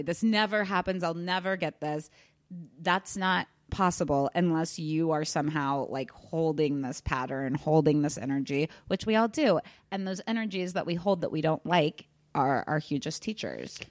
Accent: Kansas, United States; now in Los Angeles, United States; I'm originally from Kansas, moved out

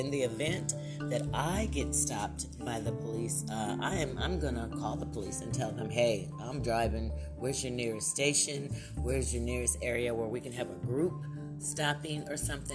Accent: Lorain, Ohio, United States; moved away; my own hometown in Ohio, Lorain, Ohio

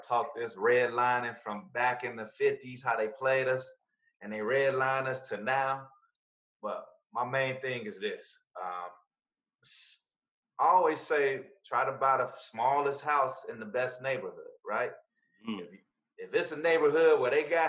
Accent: Chicago, Illinois, United States; I'm from the Wild Hundreds

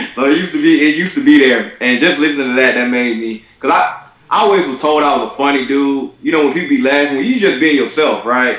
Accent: Albany, Georgia, United States; I am from Albany, Georgia. That's Southwest Georgia.

